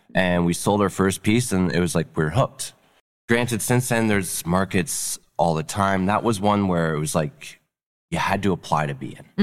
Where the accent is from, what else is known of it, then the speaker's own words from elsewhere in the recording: North Bay, Ontario, Canada; moved away; I grew up in North Bay